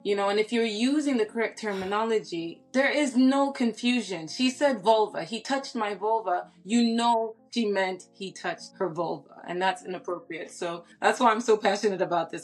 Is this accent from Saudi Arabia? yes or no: yes; Saudi Arabia; moved away; I grew up in Saudi Arabia